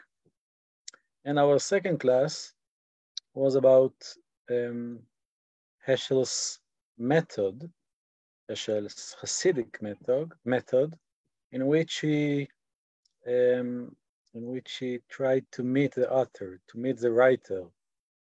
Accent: Israel; accent: Israeli; English is a second language; my Israeli accent

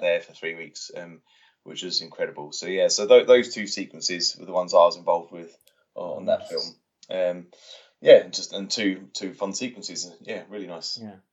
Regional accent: Watford, East of England, United Kingdom; I grew up in Watford

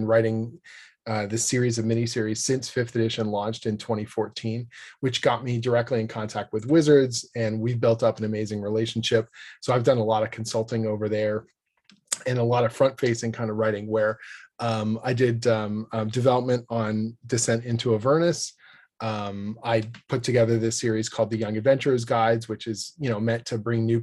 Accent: Canada; I'm a Canadian writer

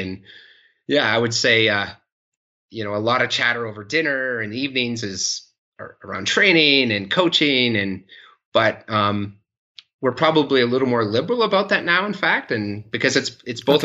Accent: Canada; moved away as an adult; also born or lived in Maastricht, Netherlands / Switzerland / Victoria, British Columbia; Hillary and I moved back to Canada, to Victoria, British Columbia in 2011

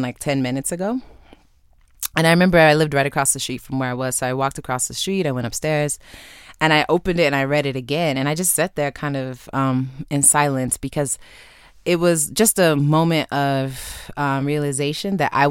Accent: Chicago, Illinois, United States; moved away; I grew up in Chicago

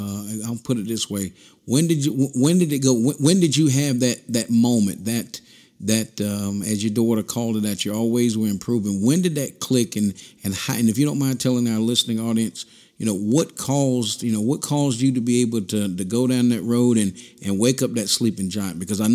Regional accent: Southern Pines, North Carolina, United States; I was from Southern Pines and he was from Tarlentown, North Carolina, and through the years we have went to school together

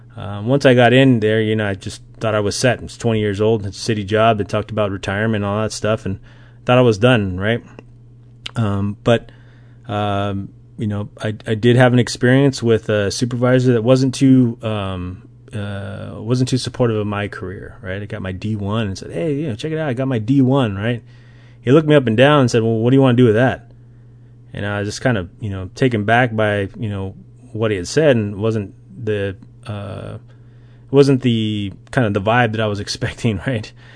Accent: Las Vegas, Nevada, United States; I grew up in Las Vegas, Nevada

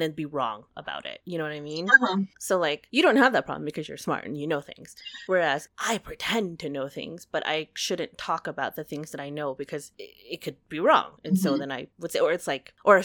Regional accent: United States; I am an American. I was born here.

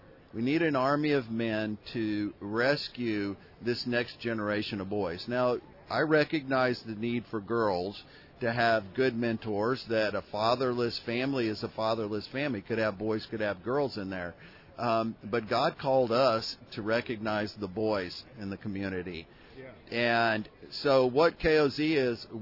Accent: Houston, Texas, United States; now in Austin, United States; Born and raised in Houston, Texas.

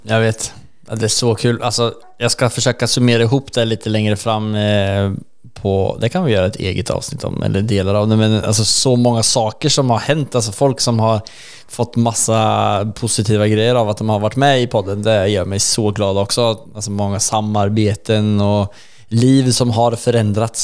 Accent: Sweden; vi pratar svenska och vi är svenskar

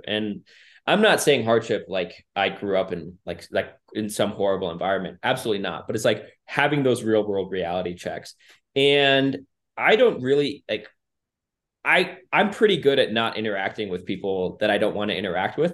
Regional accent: Minnesota, United States; growing up in Minnesota

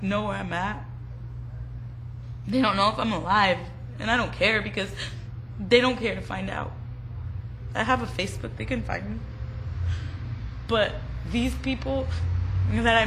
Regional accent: Orange County, California, United States; I was from Orange County, because I grew up in a good lifestyle, a good home

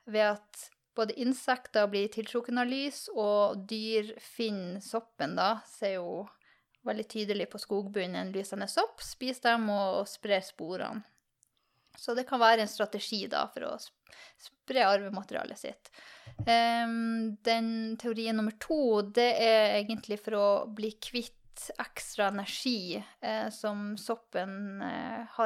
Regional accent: Tromsø, Troms, Norway; Jeg er fra Tromsø

